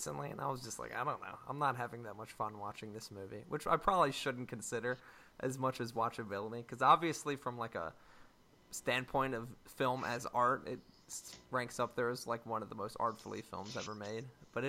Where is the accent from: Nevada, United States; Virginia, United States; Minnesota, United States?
Virginia, United States; Richmond; Richmond, which is my hometown